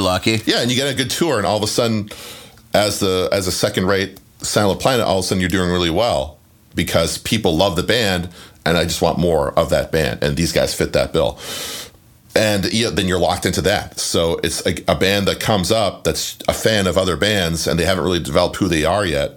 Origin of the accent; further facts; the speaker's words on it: Canada; where I grew up in Canada, we didn't have cable TV.